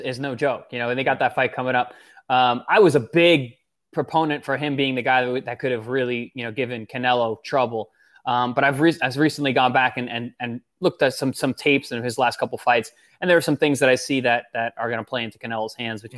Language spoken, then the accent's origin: English; Long Island, New York, United States; I'm from New York